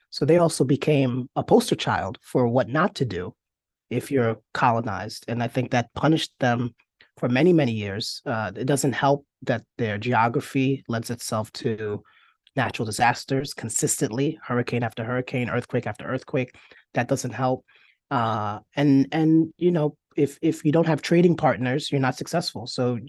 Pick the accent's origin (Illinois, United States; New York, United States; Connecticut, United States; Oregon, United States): New York, United States; So I grew up in New York.